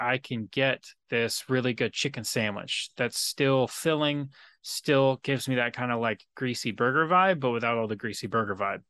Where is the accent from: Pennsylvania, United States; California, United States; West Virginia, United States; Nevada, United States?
California, United States; San Diego; living in, growing up in San Diego